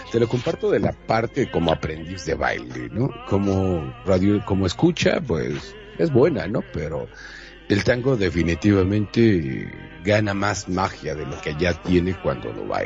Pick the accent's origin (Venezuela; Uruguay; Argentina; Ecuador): Uruguay; yo que soy uruguayo, te puedo decir, bueno, pues nada, es